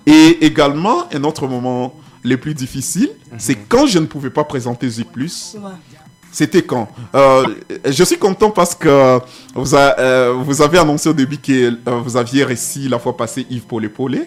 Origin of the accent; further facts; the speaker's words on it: Goma, North Kivu, DR Congo; chez moi à Goma quand je mhm. rentre